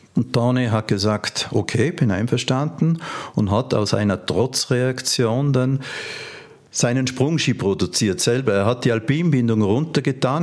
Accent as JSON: {"language": "German", "region": "Vorarlberg", "country": "Austria", "said": "bei uns in Vorarlberg eine Menge von, von Kleinstherstellern in verschiedenen Regionen"}